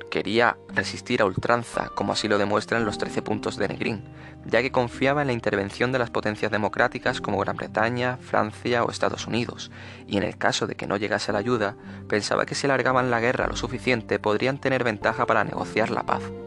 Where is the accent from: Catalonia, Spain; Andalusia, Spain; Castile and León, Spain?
Andalusia, Spain; soy andaluz